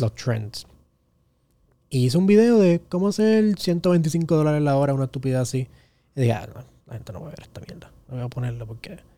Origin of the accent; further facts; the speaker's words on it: Carolina, Puerto Rico; yo soy de Carolina